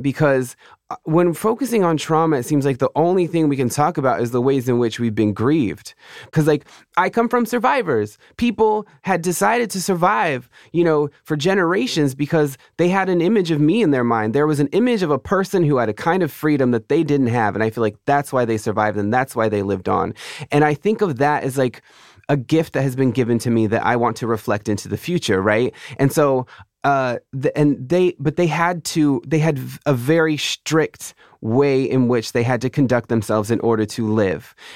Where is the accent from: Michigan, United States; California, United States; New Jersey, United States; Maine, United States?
California, United States